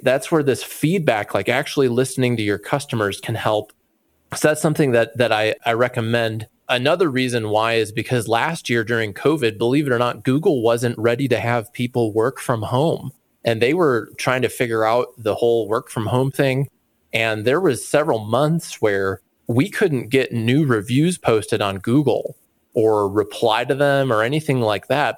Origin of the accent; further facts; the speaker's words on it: just outside of Chicago, Illinois, United States; I grew up just outside of Chicago